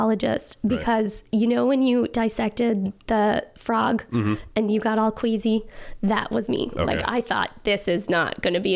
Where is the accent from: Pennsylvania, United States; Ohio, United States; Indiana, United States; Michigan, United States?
Michigan, United States; Trap Rock Valley; When I grew up in Trap Rock Valley, it was very cold